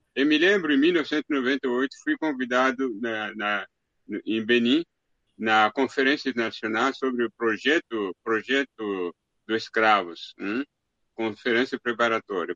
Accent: DR Congo; moved away; na minha aldeia, na República Democrática do Congo

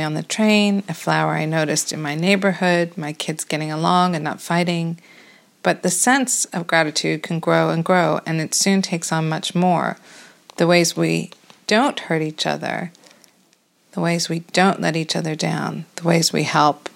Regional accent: United States; now in London, United Kingdom; As an American living in London

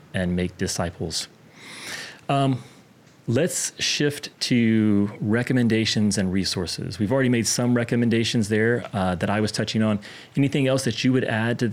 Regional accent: the Bible Belt, United States; I grew up in the Bible Belt

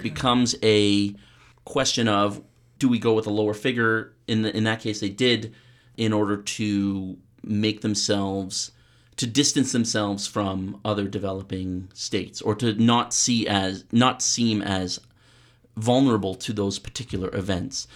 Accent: Canada; I'm a Canadian academic.

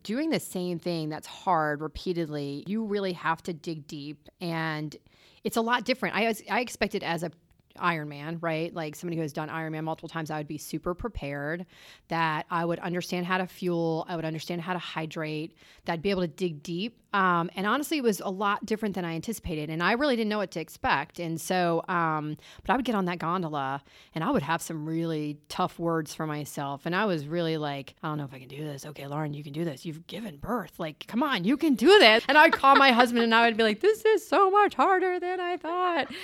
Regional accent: Lewes, Delaware, United States; moved away as an adult; also born or lived in North Carolina; I'm from this little tiny beach town called Lewis, Delaware

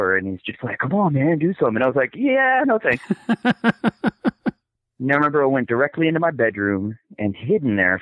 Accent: Miami, Florida, United States; now in Tallahassee, United States; I grew up in Miami

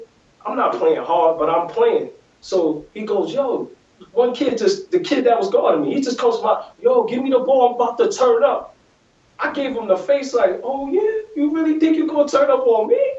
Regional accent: New York, United States; "Yeah, man, I grew up here in Harlem as a point guard.

